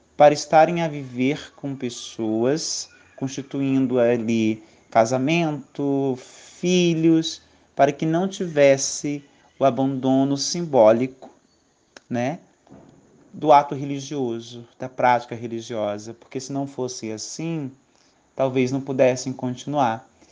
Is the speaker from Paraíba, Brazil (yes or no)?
no; Brasília, Federal District, Brazil; moved away as an adult; now in Alagoas, Brazil; Sou de Brasília, uma cidade grande